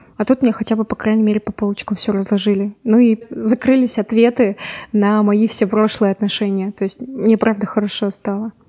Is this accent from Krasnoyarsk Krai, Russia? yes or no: no; Yekaterinburg, Sverdlovsk Oblast, Russia; я из Екатеринбурга